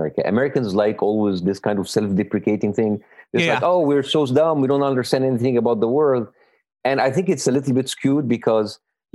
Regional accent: Cairo, Cairo Governorate, Egypt; moved away as an adult; now in United States; I grew up in Cairo all my life. Like, I played my sports. My childhood was in Cairo

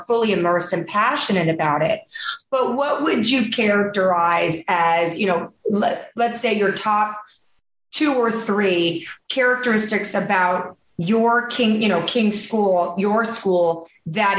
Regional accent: Taiwan; moved away; I'm from Taiwan originally

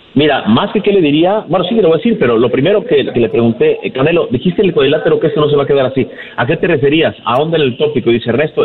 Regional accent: Mexico; also born or lived in Tijuana, Baja California; parte de lo que sentimos como mexicanos

